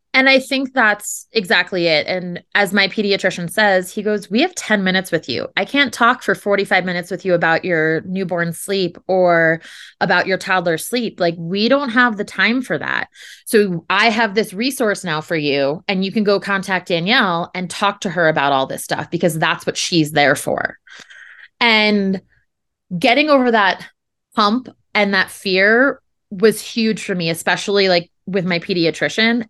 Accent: New Jersey, United States; moved away; we're originally from New Jersey

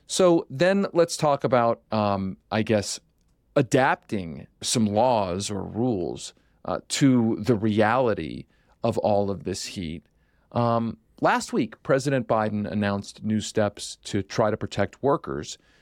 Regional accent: Philadelphia, Pennsylvania, United States; When I was growing up in Philadelphia

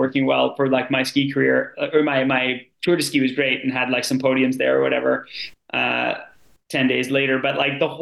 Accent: Sudbury, Ontario, Canada; now in Canmore, Canada; I'm from Sudbury, Ontario

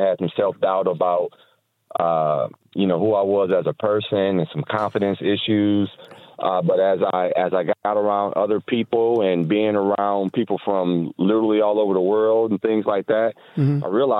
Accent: Toledo, Ohio, United States; Toledo, Ohio.

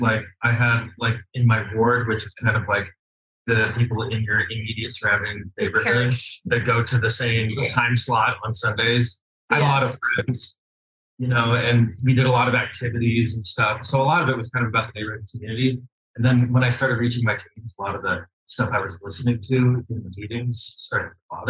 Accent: Utah, United States; also born or lived in New York; Yeah. I'm basically from Utah. I like moved there when I was about 10.

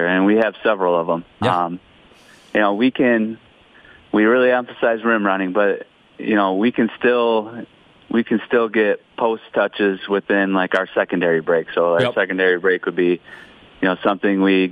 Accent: Michigan, United States; now in Owatonna, United States; I grew up in Michigan

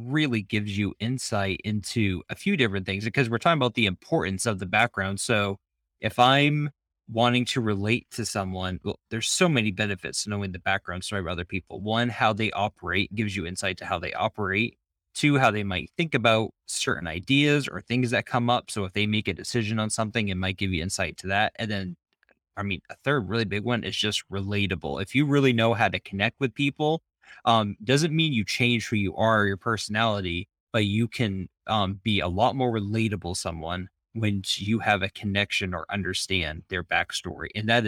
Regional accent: Maine, United States; I am from Maine. I know I don't sound like it. I actually have a pretty just flat way of talking.

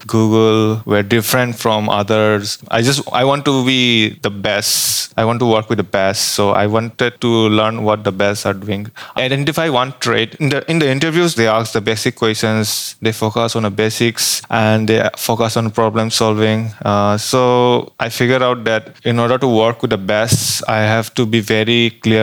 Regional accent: Assam, India; moved away as an adult; now in Bangalore, India; I'm from India

